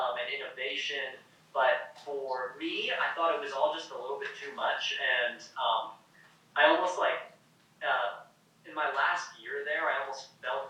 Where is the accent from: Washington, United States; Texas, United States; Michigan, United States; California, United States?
California, United States; Sacramento; now in Ashland, United States; I actually went to high school and I grew up in Sacramento, California